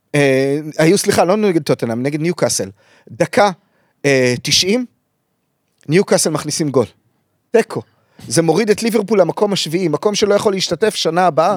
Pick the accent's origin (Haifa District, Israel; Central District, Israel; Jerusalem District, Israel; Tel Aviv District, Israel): Central District, Israel; Kfar Saba; אני מכפר סבא